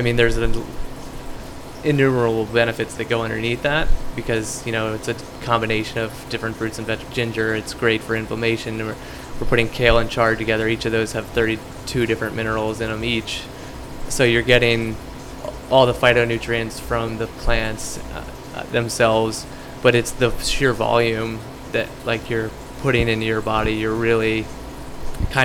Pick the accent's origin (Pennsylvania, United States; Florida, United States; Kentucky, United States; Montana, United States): Pennsylvania, United States; Lancaster; also born or lived in San Diego, California; I grew up in the city. I grew up on James Street